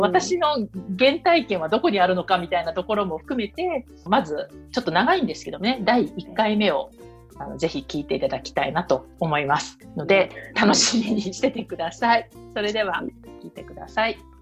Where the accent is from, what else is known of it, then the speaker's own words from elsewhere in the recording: Tokyo, Japan; moved away as an adult; now in Paris, France; 東京生まれの東京育